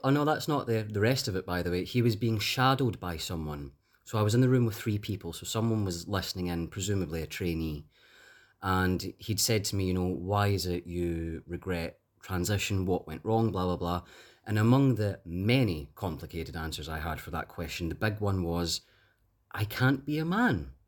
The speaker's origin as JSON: {"language": "English", "town": "Glasgow", "region": "Scotland", "country": "United Kingdom", "said": "I'm from Glasgow."}